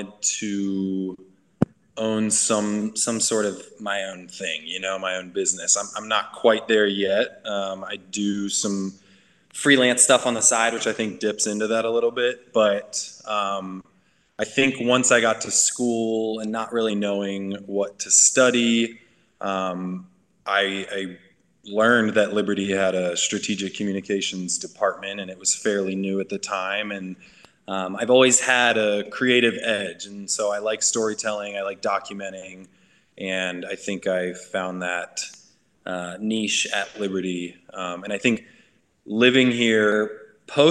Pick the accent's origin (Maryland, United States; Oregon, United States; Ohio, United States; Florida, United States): Maryland, United States; Northern; moved away as an adult; now in Lynchburg, United States; I grew up in Northern Maryland and moved down here to Lynchburg for school in 2014.